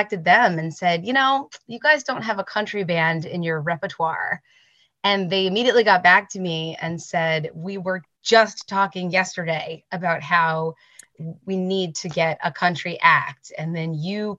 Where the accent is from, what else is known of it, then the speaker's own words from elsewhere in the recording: New Jersey, United States; We grew up in New Jersey, and we have some roots in Pennsylvania.